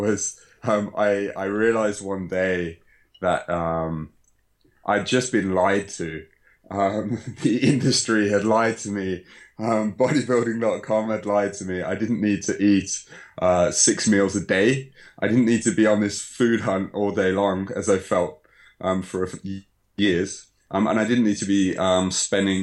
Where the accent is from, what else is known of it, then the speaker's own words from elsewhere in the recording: Birmingham, West Midlands, United Kingdom; moved away as an adult; now in Osaka, Japan; I was born in Birmingham, Sutton Coldfield, for those that are familiar with the area. And I came to Japan shortly after graduating university.